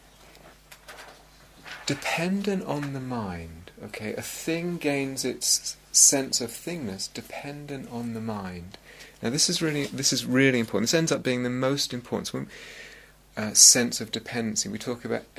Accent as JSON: {"language": "English", "region": "London", "country": "United Kingdom", "tie": "born or raised there", "said": "I grew up in London, and there was a sense of North London and South London"}